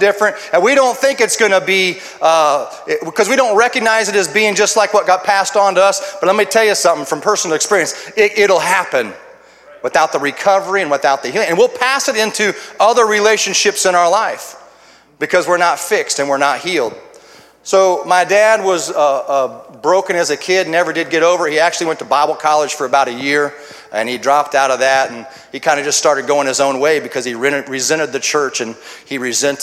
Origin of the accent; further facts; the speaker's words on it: Urbana, Illinois, United States; I come from Urbana, Illinois, and a little bit about myself is I was raised in a home that was all broken up